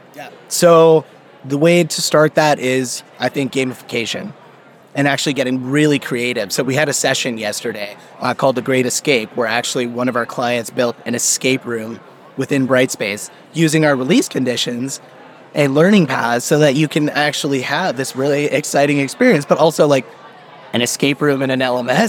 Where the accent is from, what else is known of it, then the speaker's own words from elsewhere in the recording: Brampton, Ontario, Canada; I was actually uh, born and raised in Brampton.